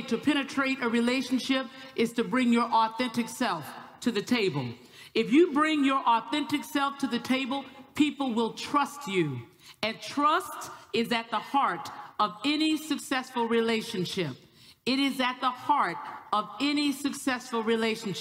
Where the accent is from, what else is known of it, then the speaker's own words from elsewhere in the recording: the South, United States; I'm from the South